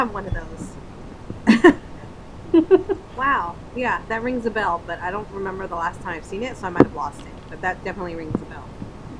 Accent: Montebello, Lynwood, Norwalk, California, United States; Montebello, then Linwood

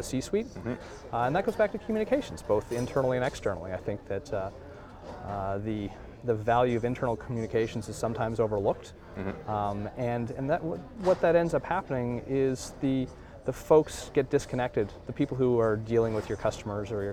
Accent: Halifax, Nova Scotia, Canada; I'm from Halifax

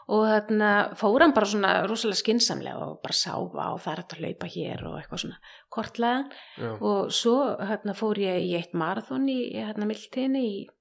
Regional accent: Hafnarfjörður, Capital Region, Iceland; moved away as an adult; now in Reykjavík, Iceland; ég er semst að dólst upp í Hafnafyrði í hrauninu þar

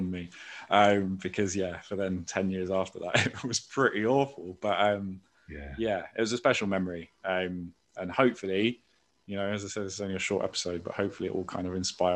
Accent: London, United Kingdom; I grew up in Islington. So, you know, growing up in Islington in the mid-90s

